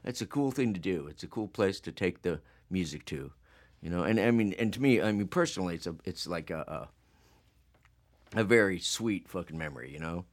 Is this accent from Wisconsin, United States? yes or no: no; Phoenix, Arizona, United States; we're from Phoenix